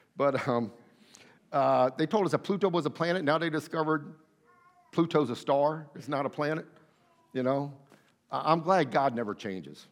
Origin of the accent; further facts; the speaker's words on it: Athens, Attica, Greece; I was born in Athens, Greece